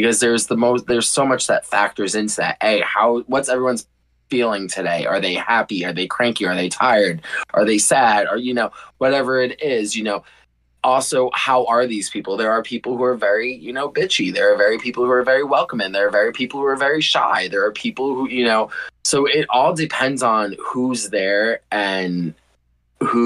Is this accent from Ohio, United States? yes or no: yes; Youngstown, Ohio, United States; also born or lived in Sleepy Hollow, New York; growing up in Ohio, I came out of the closet at the age of 24